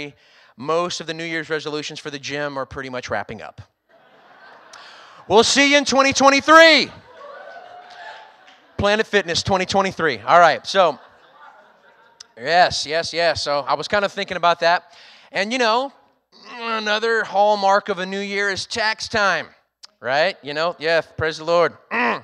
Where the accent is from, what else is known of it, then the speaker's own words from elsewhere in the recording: Louisiana, United States; moved away as an adult; also born or lived in Texas; now in Rockport, United States; I'm originally from Louisiana, so I was leaving home for the first time to go work in the great state of Texas